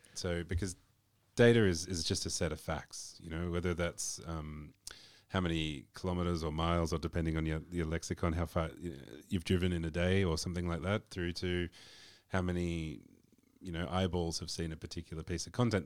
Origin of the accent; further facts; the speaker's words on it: Australia; I'm from Australia